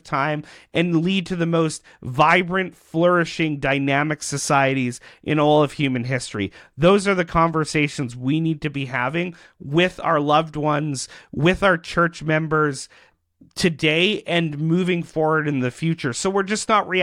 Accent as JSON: {"language": "English", "country": "Canada", "said": "as Canadians"}